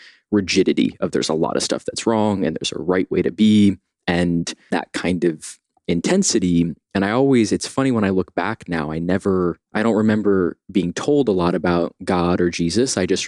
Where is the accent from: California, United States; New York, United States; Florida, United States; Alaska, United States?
New York, United States; New York City; I grew up partially in Brooklyn, partially on the Upper West Side in Morningside Heights. So like right on the southern edge of Harlem in the early 90s